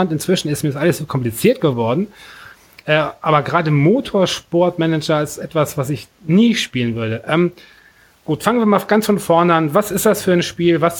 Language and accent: German; Hamburg, Germany; also ich bin Hamburger, wenn ich die Möglichkeit habe, den HSV zu nehmen oder St. Pauli